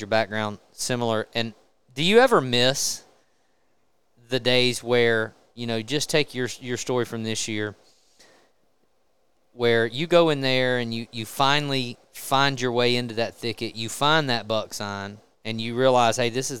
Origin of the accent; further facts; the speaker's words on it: Mississippi, United States; I grew up in Mississippi